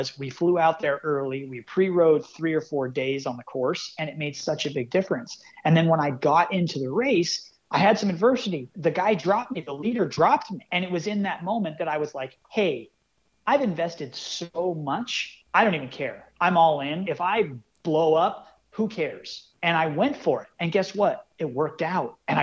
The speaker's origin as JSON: {"language": "English", "region": "Northern California", "country": "United States", "tie": "born or raised there", "said": "growing up in Northern California"}